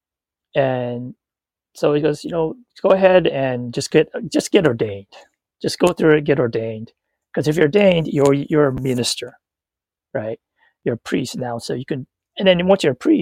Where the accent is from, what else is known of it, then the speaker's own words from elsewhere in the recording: United States; being raised American